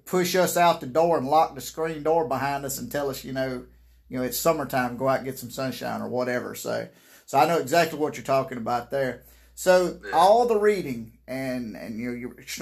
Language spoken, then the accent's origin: English; Mississippi, United States; I am from Mississippi. I'm a proud redneck